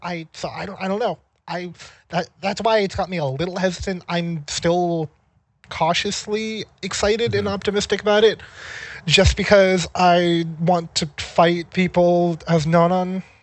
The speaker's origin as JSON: {"language": "English", "region": "California", "country": "United States", "tie": "born or raised there", "also_born_or_lived": "Maine", "moved": "as an adult", "lives_now": "Seattle, United States", "said": "I grew up in California and then I went to school in Maine"}